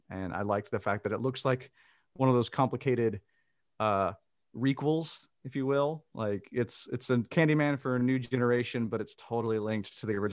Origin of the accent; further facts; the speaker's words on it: the South, United States; I'm from the South, and uh, it was in a rather, uh, it, it, was not a like suburban area that we went to.